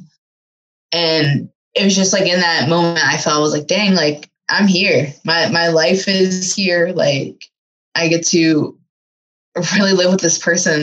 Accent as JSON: {"language": "English", "region": "Virginia", "country": "United States", "moved": "as an adult", "lives_now": "Finland", "said": "I'm from Virginia in the United States"}